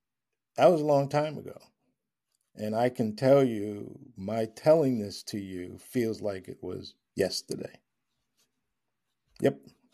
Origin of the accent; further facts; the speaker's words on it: Long Island, New York, United States; I grew up in Long Island.